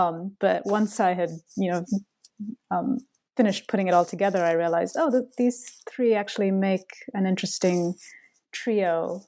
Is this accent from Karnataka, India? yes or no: yes; Bengaluru, Karnataka, India; adolescence growing up in Bangalore, because that was an experience that I myself had.